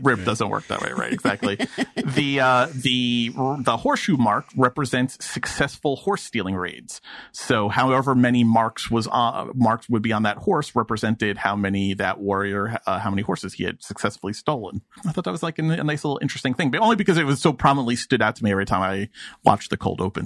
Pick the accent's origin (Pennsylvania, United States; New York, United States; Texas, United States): New York, United States; I, am a New Yorker from 2021